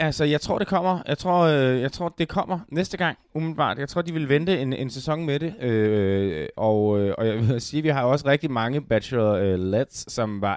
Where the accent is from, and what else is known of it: Denmark